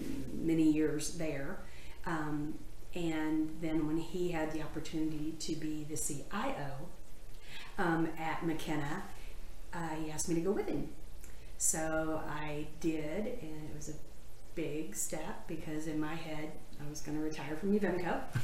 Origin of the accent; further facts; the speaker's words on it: Pensacola, Florida, United States; also born or lived in Tennessee; I was born in Tennessee, but we moved to Pensacola when I was in the sixth grade.